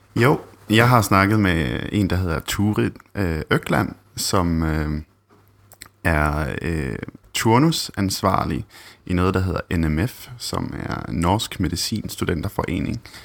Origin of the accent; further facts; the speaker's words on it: Bergen, Vestland, Norway; Danish is a second language; moved away as an adult; now in Denmark; jeg er nordmand, kommer oprindeligt fra Bergen i Norge